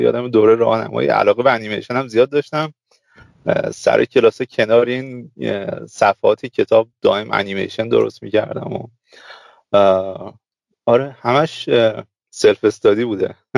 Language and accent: Persian; Zahedan, Sistan and Baluchestan, Iran; من متولد زاهدانم